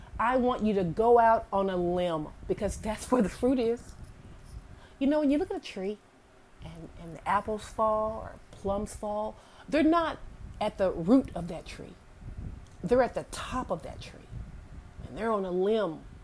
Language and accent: English; Alabama, United States; I'm from Alabama, you know, the Bible Belt